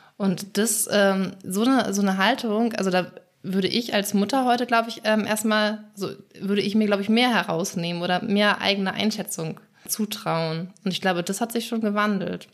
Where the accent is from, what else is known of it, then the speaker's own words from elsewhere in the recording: Schleswig-Holstein, Germany; ich komme aus Schleswig-Holstein, in Schleswig-Holstein würde man sagen Pleach